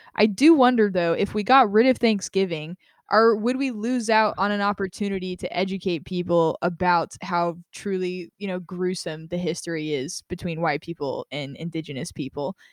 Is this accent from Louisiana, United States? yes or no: no; Las Vegas, Nevada, United States; I grew up in Las Vegas